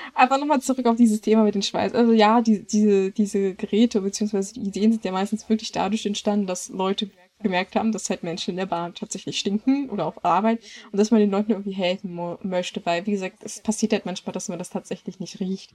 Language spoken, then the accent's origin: German; Germany; als Deutscher